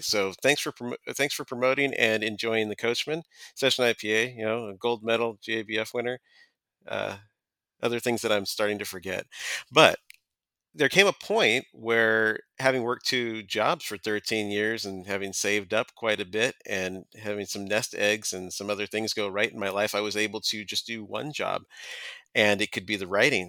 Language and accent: English; San Diego, California, United States; I've been writing about beer in San Diego County, my hometown, for about thirteen years